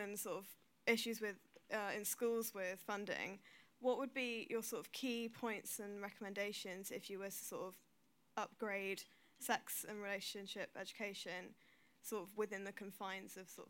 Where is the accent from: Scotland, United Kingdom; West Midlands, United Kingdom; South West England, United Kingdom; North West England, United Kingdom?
South West England, United Kingdom; West Country; I'm from the West Country.